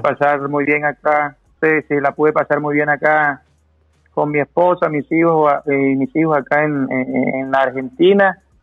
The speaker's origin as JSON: {"language": "Spanish", "town": "Montería", "region": "Córdoba", "country": "Colombia", "tie": "born or raised there", "moved": "as an adult", "said": "yo nací en un barrio de la ciudad de Montería que se llama Cantaclaro"}